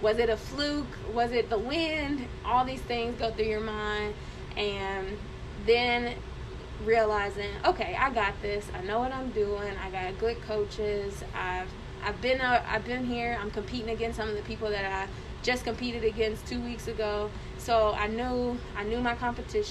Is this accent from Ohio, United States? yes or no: yes; Cincinnati, Ohio, United States; moved away as an adult; also born or lived in Columbus; I'm originally from Cincinnati, so coming up to Columbus was a new experience.